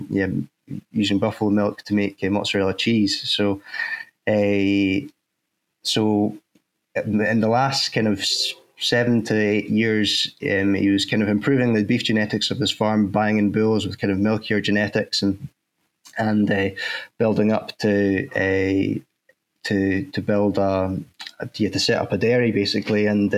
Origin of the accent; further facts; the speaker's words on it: Crosshill, Scotland, United Kingdom; At home where I was brought up in Fife, and just outside next coal mining village in Cross Hill, we lived next to a farm, and I started working there when I was 14 years old